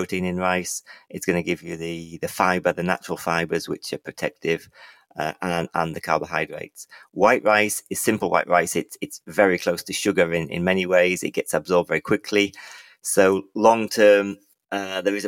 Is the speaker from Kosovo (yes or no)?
no; England, United Kingdom; I'm from England